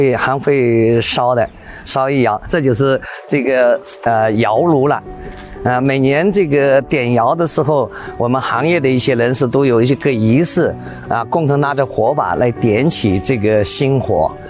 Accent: Jingdezhen, Jiangxi, China; now in Foshan, China; 三十多年。我是从景德镇来到石湾镇嘛，这两个都是一个是做瓷的，一个叫瓷都，一个叫陶都。

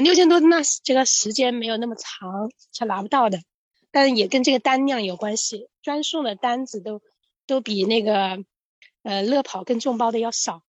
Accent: Hubei, China; moved away as an adult; now in Shanghai, China; 我来自湖北，在上海这个浦东新区这边做美团外卖骑手已经两年了

